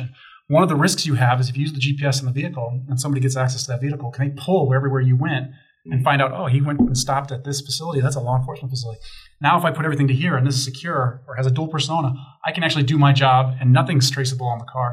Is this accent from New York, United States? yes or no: no; Chicago, Illinois, United States; now in Denver, United States; I grew up in Chicago